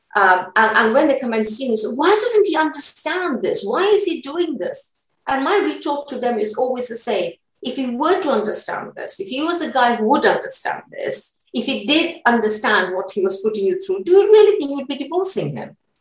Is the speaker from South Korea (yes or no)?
no; Uganda; now in United Kingdom; I was born in Uganda